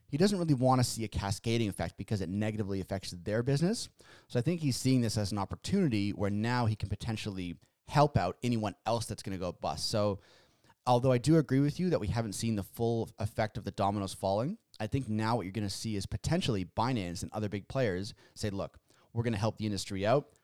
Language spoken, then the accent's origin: English; Canada; we're Canadian here